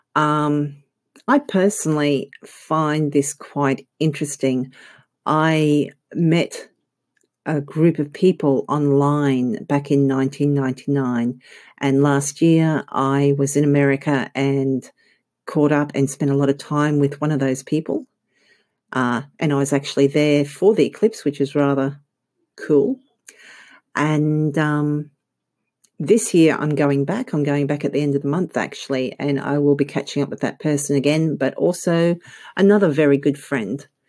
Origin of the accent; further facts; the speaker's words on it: Australia; accent: Australian; I'm actually Australian.